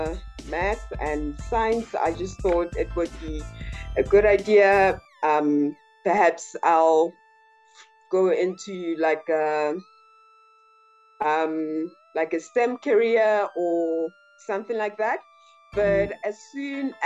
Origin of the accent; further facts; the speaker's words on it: Pretoria, Gauteng, South Africa; now in Johannesburg, South Africa; visual artist based in Johannesburg, but I am originally from Pretoria, Mamelodi